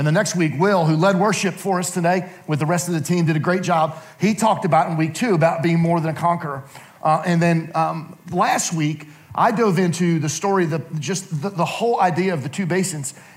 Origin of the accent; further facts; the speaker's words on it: Allentown, New Jersey, United States; I grew up in Allentown, New Jersey, which was the next town to Princeton, New Jersey